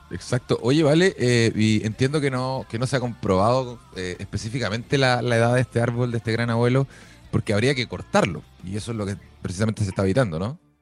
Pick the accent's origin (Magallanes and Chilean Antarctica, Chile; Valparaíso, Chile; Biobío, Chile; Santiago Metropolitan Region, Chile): Santiago Metropolitan Region, Chile; Santiago; uno que es santiaguino